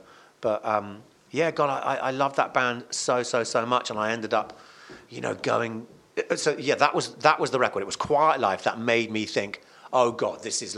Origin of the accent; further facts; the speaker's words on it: Cardiff, Wales, United Kingdom; moved away; also born or lived in Malvern; I was born in Cardiff.